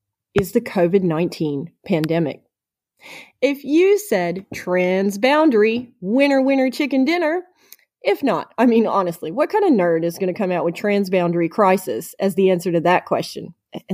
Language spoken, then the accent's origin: English; United States; moved away; my home country of the United States